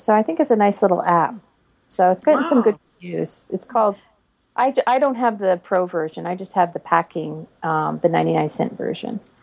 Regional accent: near Boston, Massachusetts, United States; moved away; also born or lived in Oregon; I was born in Massachusetts, not very far from Boston. And so I don't have a Boston accent

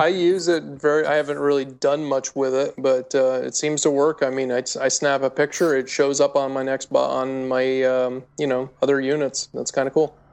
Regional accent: rural Vermont, United States; I still live in rural Vermont, and cellular coverage there, uh, especially, like, in my hometown is horrible

